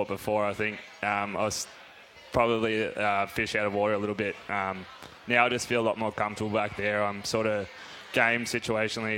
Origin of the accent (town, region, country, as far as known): Australia; born or raised there; moved away as an adult; now in Fort Worth, United States